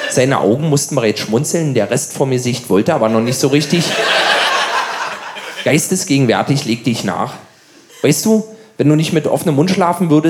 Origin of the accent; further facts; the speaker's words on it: Berlin, Germany; Als Berliner kennt man seine Stadt ja kaum.